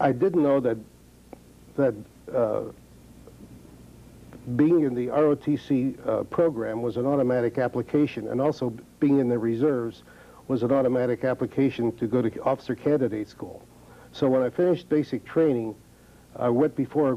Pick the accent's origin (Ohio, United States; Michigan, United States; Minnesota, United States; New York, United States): Ohio, United States; Columbus; I was born in Columbus, Ohio